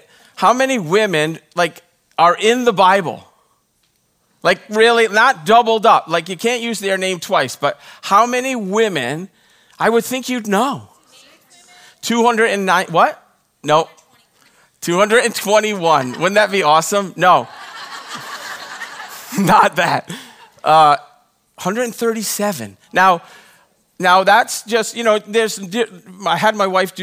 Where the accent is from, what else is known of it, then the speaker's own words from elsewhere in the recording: Rhode Island, United States; now in Texas, United States; when I was growing up, I grew up in Rhode Island